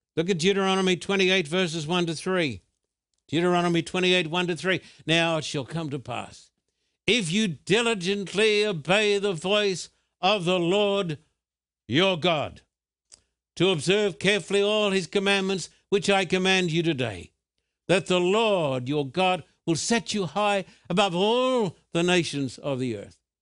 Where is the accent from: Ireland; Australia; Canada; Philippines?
Australia; moved away; When I was a boy growing up in Australia, I went to a state school